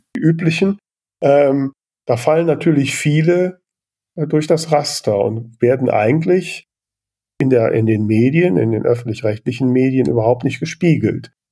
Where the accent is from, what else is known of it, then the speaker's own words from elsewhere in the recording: Grefrath, North Rhine-Westphalia, Germany; ich komme aus Grefrath